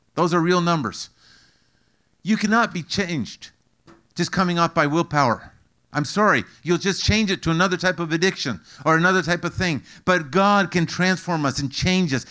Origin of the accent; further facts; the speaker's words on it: Canada; I'm Canadian